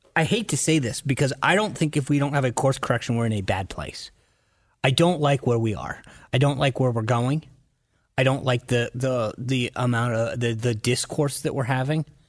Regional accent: Rhode Island, United States; moved away as an adult; also born or lived in Washington, D.C.; I grew up in Rhode Island in a family that voted

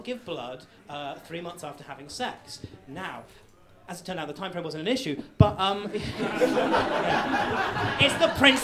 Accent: Salisbury, South West England, United Kingdom; I come from Salisbury

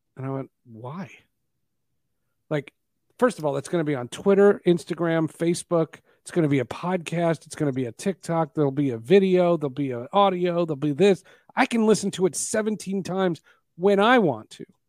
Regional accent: New Jersey, United States; I grew up in New Jersey

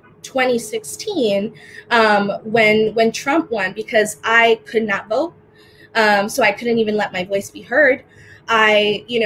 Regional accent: United States; also born or lived in Dominican Republic; I was born in the Dominican Republic and came here to America when I was 2 months old with my family. And despite growing up in America

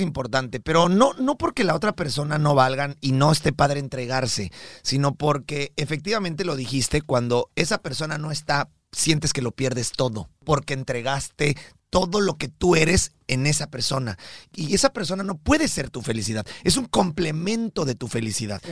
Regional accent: Mexico; now in United States; nosotros somos mexicanos de nacimiento

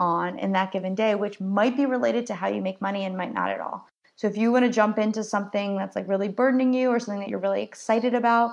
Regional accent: New Jersey, United States; I'm from New Jersey, so I'm kind of an edge

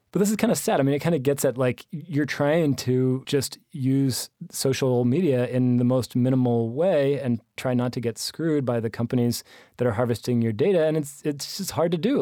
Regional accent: United States; I'm American

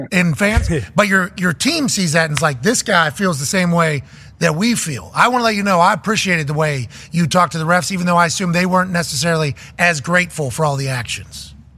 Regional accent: Plum, Pennsylvania, United States; I'm just a white trash kid from Plum

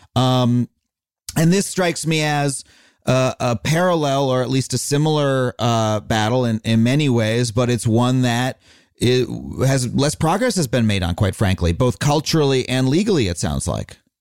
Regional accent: United States; I am an American. We we are here in America

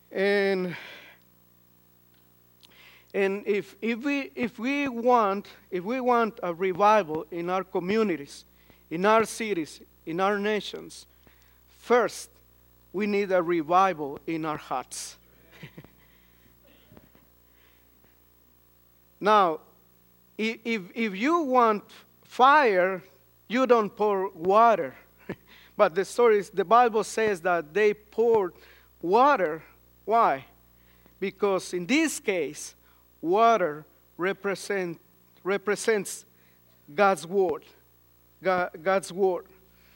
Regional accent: Guatemala

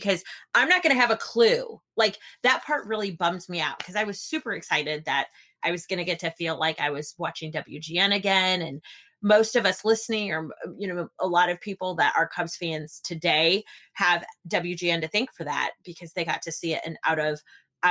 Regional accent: west of Chicago, Illinois, United States; my hometown, which is just, you know, an hour and a half, 2 hours west of Chicago

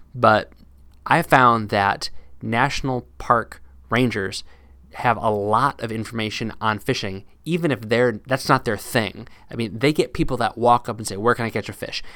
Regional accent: Midwest, United States; moved away; also born or lived in East Coast, United States; I had been used to growing up in the Midwest and living on the East Coast

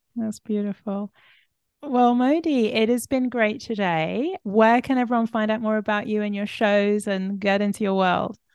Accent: London, United Kingdom; also born or lived in Israel; I grew up in London with Israeli mother, Ing, uh, Sephardi, and a, and a British Ashkenazi father

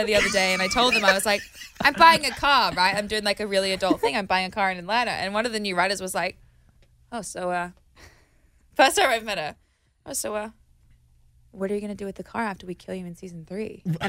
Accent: Australia; Because this was like a part of growing up in Australia

